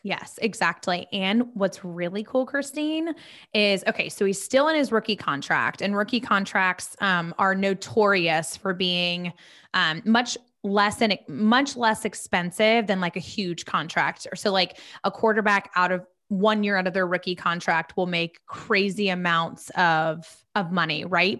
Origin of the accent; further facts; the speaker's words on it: Charlotte, North Carolina, United States; we are both from Charlotte